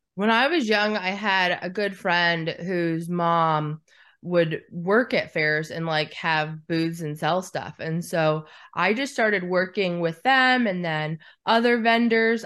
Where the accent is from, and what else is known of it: Alaska, United States; born or raised there